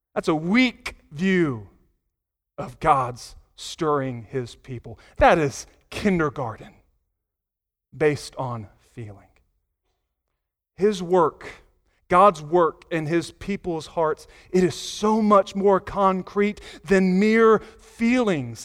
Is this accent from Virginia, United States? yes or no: yes; Virginia Beach, Virginia, United States; moved away as an adult; also born or lived in North Carolina (grandparents); now in Pleasant View, Tennessee, United States; I was from the eastern part of Virginia, Virginia Beach, Norfolk area